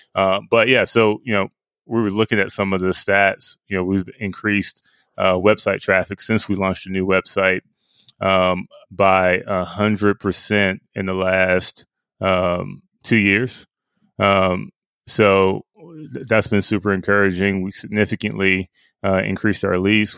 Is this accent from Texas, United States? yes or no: no; Pickens, Mississippi, United States; I grew up in Pickens